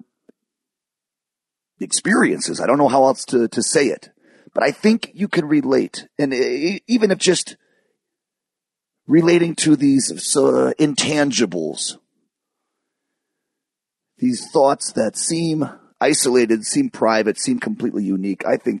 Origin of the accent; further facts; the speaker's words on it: Michigan, United States; also born or lived in California; I moved to Michigan